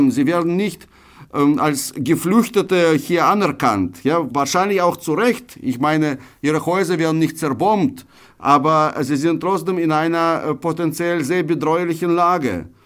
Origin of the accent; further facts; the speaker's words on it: Russia; now in Germany; Naja, ich schreibe zwar auf Deutsch, aber sehr viel über, über meine Heimat, über Russland, über Sowjetunion. Insofern, ich glaube, wir haben uns verschmolzen mit dieser Heimat. Ich hatte mir nie so viele Gedanken über die Heimat gemacht, bevor ich nach Deutschland auswanderte